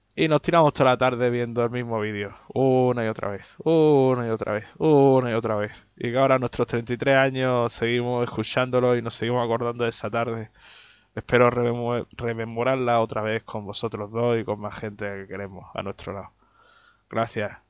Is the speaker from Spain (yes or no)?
yes; Melilla, Spain; aquí en mi tierra